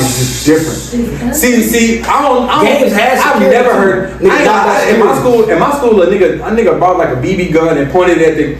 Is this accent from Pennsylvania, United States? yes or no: no; Chicago, Illinois, United States; I'm from Chicago